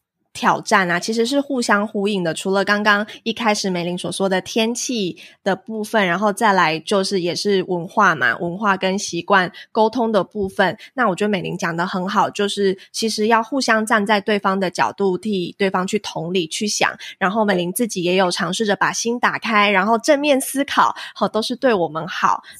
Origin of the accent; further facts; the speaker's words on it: Taiwan; moved away as an adult; also born or lived in Australia; 像我刚从啊、澳洲就是住了五年多回台湾的时候，我明明是一个土生土长的台湾人哦